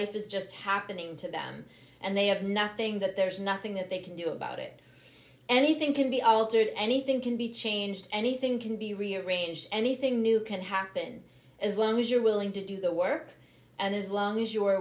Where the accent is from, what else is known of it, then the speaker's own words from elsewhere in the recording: Massachusetts, United States; moved away as an adult; now in Vermont, United States; I'm now in Vermont, but I grew up in Massachusetts. 36 years in Massachusetts.